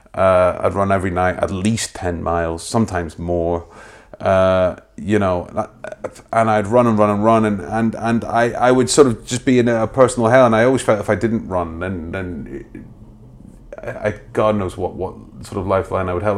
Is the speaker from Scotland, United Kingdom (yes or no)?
yes; Wormit, Scotland, United Kingdom; Grew up in a, on the outskirts of, uh, Dundee, just over the water. No one's ever heard of it. It's a place called, uh, a place called Wormit